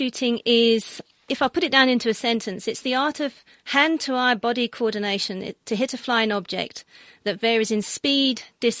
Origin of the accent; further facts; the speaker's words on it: England, United Kingdom; moved away as an adult; now in South Africa; I was born in England